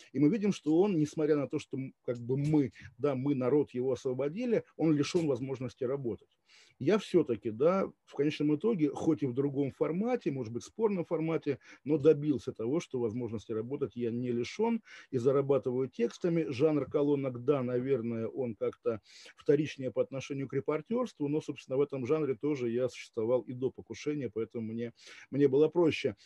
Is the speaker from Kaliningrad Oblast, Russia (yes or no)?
yes; Kaliningrad, Kaliningrad Oblast, Russia; moved away as an adult; also born or lived in Switzerland / Moscow; я жил до 23 лет в Калининграде